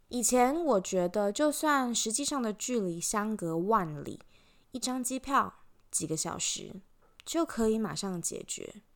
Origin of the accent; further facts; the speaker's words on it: Taiwan; moved away as an adult; also born or lived in Switzerland / Belgium; now in Australia; 从十九岁离开台湾以后，不管我人在哪里，国际的脚步走到哪里，我永远记得我来自台湾。不管我以前在瑞士读书，在比利时工作，还是现在旅居澳洲，都是一样的